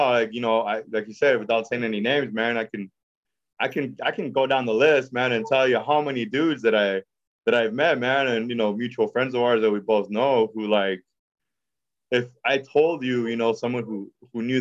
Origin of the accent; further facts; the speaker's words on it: Oxnard, California, United States; also born or lived in San Diego; I'm from South Oxnard, right? That's where I grew up